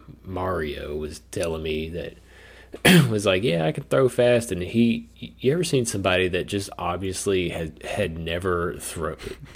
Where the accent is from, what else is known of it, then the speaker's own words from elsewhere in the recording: United States; as an American